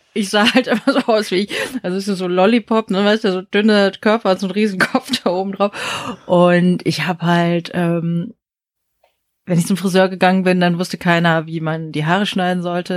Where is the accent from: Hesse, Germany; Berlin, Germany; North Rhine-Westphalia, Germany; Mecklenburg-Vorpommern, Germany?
Berlin, Germany; also born or lived in South Korea / Osnabrück / United States; aus Berlin